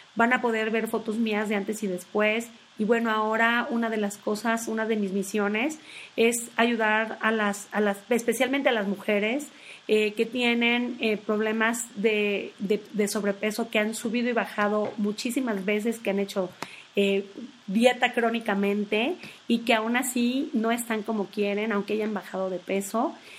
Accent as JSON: {"language": "Spanish", "region": "Tabasco", "country": "Mexico", "tie": "born or raised there", "moved": "yes", "lives_now": "Mexico City, Mexico", "said": "nací en Tabasco, pero tengo 22 años viviendo en la Ciudad de México."}